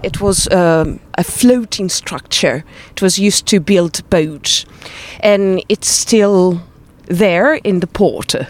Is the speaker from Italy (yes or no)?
yes; Trieste, Friuli-Venezia Giulia, Italy; English is a second language; we come from Trieste, Italy, northeast of Italy